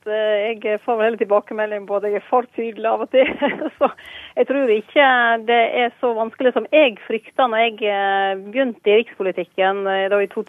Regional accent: Sogn, Vestland, Norway; accent: Sognamål; Jeg tror det er helt naturlig at dialekten er under endring, men at jeg iallfall har hodet strukturen i Sognamål intakt.

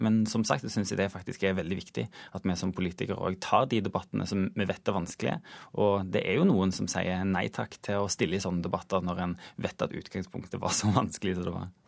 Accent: Western Norway, Norway; jeg er jo vestlending

